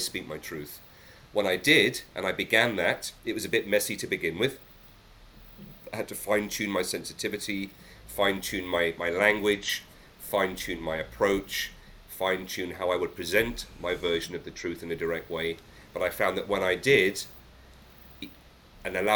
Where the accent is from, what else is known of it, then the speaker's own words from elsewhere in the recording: England, United Kingdom; I think as a Brit, as an Englishman